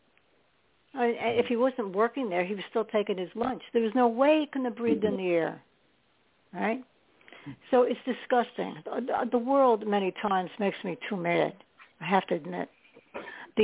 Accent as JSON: {"language": "English", "town": "New York City", "region": "New York", "country": "United States", "tie": "born or raised there", "said": "I was born in New York, but I lived mostly in Staten Island"}